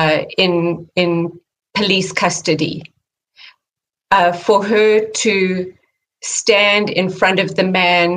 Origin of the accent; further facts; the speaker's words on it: South Africa; moved away as an adult; now in California, United States; growing up in South Africa